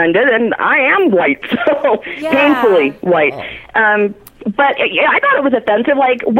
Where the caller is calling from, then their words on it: Denver, Colorado, United States; I'm calling from Denver